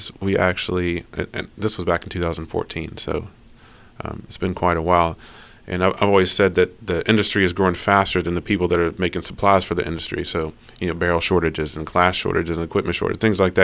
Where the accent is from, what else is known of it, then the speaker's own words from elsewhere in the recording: Alabama, United States; moved away as an adult; now in Maryland, United States; I was originally from Alabama, grew up down there, and joined the Army